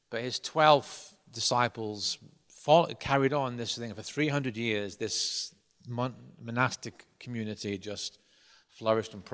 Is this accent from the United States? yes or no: no; Ireland; I was brought up in Ireland, and um, because I, I, was brought up as a Protestant in Ireland